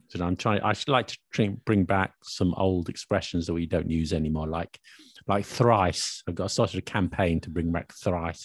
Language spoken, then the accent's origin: English; London, United Kingdom; I am a Londoner. I was born in London, grew up in London.